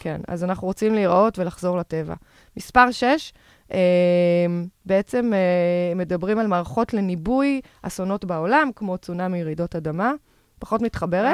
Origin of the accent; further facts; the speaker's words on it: Tel Aviv, Tel Aviv District, Israel; אני תל אביבית במקור